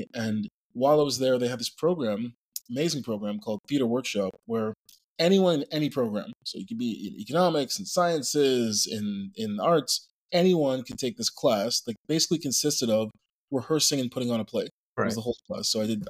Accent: Montreal, Quebec, Canada; moved away as an adult; also born or lived in Vancouver; I was born in Montreal, Quebec, in a neighborhood called Côte des Neiges

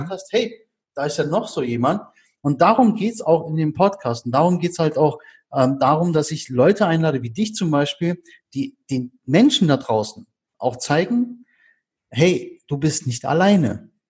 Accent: Berlin, Germany; ich meine, wir sind Berliner, wir sind mal ehrlich und direkt mit unserer kalten Schnauze

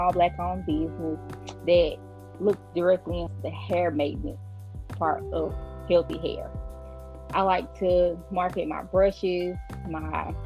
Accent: the South, United States; I'm from the South

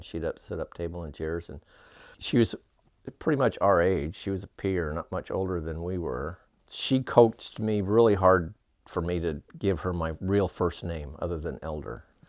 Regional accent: Clearfield, Utah, United States; moved away as an adult; also born or lived in South Ogden, Utah; now in Virginia, United States; Then we moved out to Clearfield, and that's where I spent the rest of my childhood

